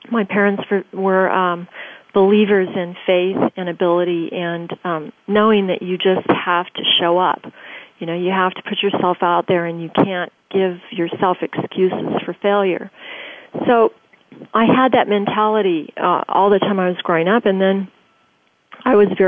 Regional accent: Tokyo, Japan; also born or lived in Germany; I was born in Germany, grew up in Tokyo

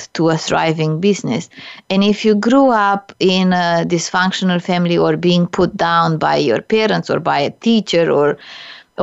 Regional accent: Romania; English is a second language; now in Canada; I immigrated to Canada from Romania, a communist country.

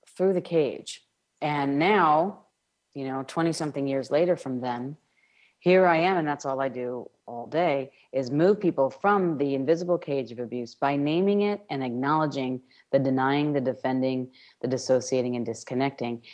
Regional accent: New York, United States; I'm from New York

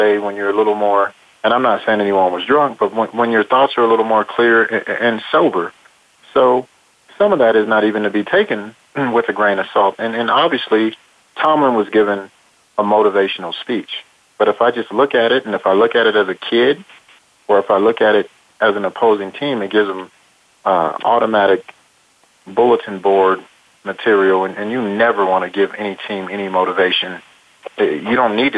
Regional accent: Oakland, California, United States; I was born in Oakland

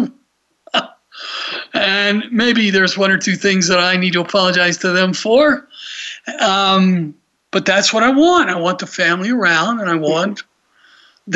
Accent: Atlanta, Georgia, United States; I just remember growing up in Atlanta

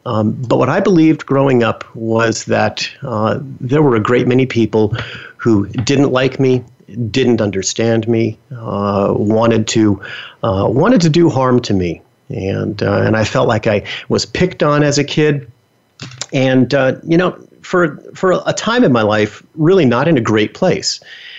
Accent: New York City, New York, United States; So I was born and raised in New York City, the Bronx, to be specific. Now, I know some of you are going to say, wow, you definitely do not have a New York accent.

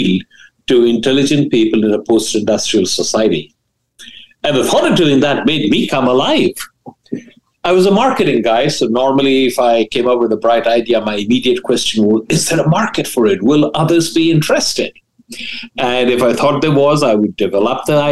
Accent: India; moved away as an adult; also born or lived in Delhi / Ahmedabad; now in United States; I grew up in India, and I was a bright student

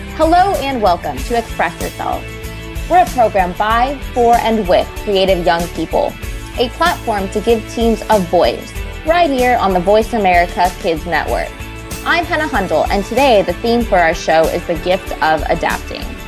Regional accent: Central Valley, California, United States; I'm from the Central Valley

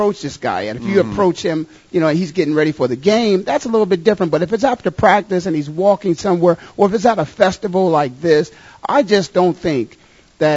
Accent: Canton, Ohio, United States; I grew up in Canton, Ohio

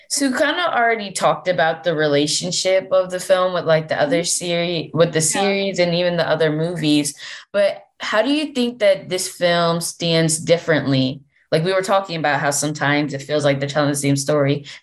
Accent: Delaware, United States; from Delaware, and you are listening to Kids First Coming Attractions.

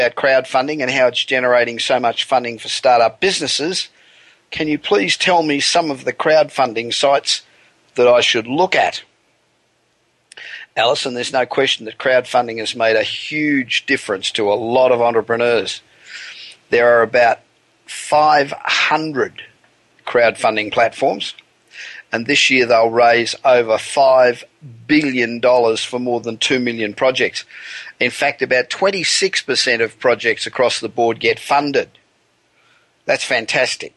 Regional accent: Los Angeles, California, United States; from my hometown of Los Angeles, the City of Angels

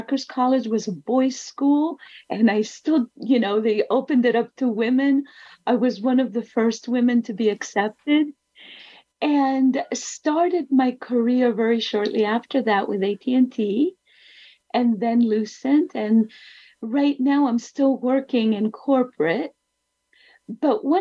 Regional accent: Athens, Attica, Greece; I was born in Athens

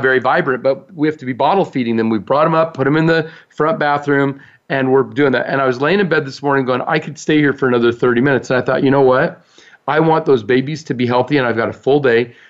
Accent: United States; we're American

